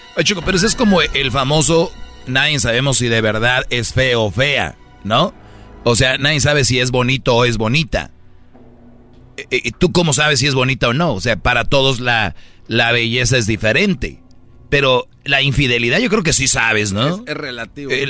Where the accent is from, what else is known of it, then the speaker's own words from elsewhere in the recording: Monterrey, Nuevo León, Mexico; yo soy de Monterrey, Nuevo León